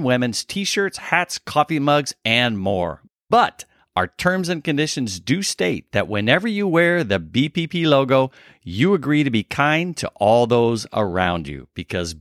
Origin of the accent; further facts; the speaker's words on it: Illinois, United States; when I was a child growing up in Illinois